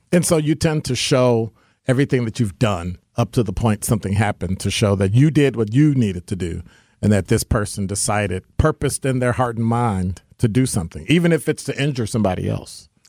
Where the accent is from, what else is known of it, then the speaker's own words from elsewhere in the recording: Chicago, Illinois, United States; now in Milwaukee, United States; growing up in Chicago